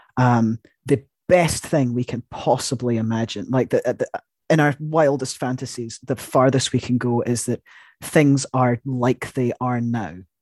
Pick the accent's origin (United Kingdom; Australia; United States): United Kingdom; I'm, I'm British